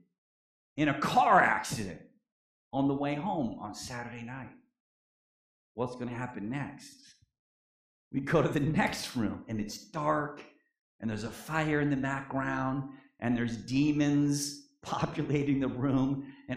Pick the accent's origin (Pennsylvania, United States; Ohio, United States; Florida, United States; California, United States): Pennsylvania, United States; Erie; In my church growing up in the Erie Church of Christ in Pennsylvania